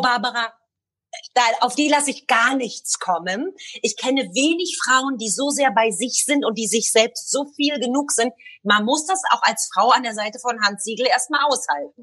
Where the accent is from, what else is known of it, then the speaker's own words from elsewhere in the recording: Berlin, Germany; moved away as an adult; now in Tel Aviv, Israel; als kleines Mädchen in Ostberlin